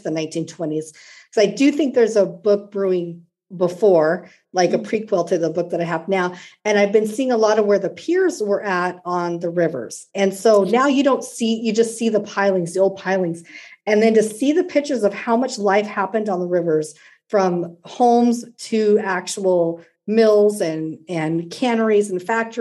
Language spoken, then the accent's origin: English; Washington, United States; We moved here when I was 18 months old. So I will claim that I am. I was raised in Washington my whole life, very close to the Oregon coast